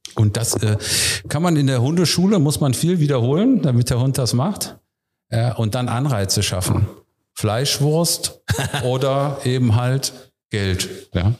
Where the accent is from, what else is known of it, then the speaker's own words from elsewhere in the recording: Wuppertal, North Rhine-Westphalia, Germany; moved away as an adult; also born or lived in Hamburg; now in Berlin, Germany; ich bin gebürtiger Wuppertaler und ich sage bewusst Ölberger